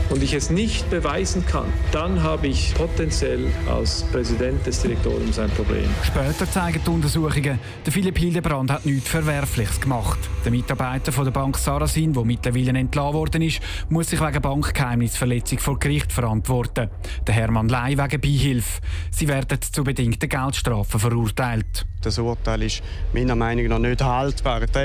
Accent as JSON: {"language": "German", "region": "St. Gallen", "country": "Switzerland", "said": "gerade auch, wo ich herkomme, aus dem Kanton St. Gallen, ist es so, dass ja eben doch der Abbau ganz stark ist in der Fläche"}